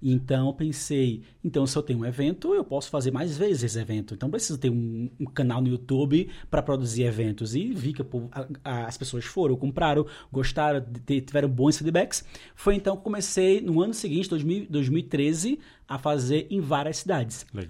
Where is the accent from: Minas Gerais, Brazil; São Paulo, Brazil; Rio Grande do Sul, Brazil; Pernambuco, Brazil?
Pernambuco, Brazil; moved away; sou pernambucano